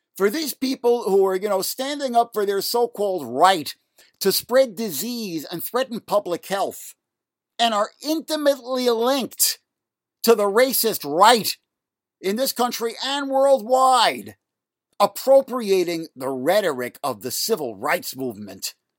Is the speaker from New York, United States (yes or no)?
yes; New York City, New York, United States; Elmhurst Hospital in Jackson Heights, Queens, where I grew up here in New York City